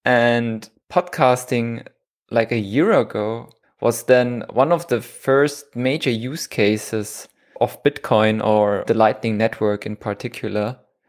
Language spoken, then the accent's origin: English; Munich, Bavaria, Germany; moved away as an adult; now in Switzerland; I'm from Germany. Okay. From Munich.